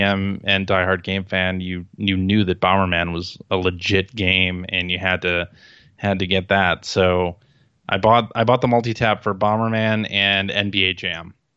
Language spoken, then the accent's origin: English; Chicago, Illinois, United States; I'm from Chicago